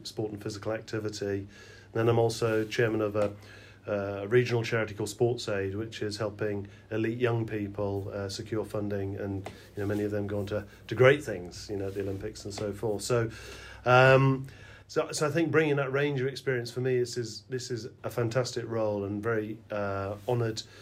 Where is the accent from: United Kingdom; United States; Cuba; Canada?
United Kingdom; Wales; moved away; our backgrounds growing up in Wales